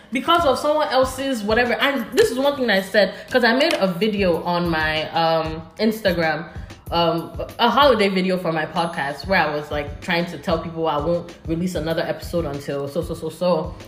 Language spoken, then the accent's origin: English; Nigeria; I'm from Nigeria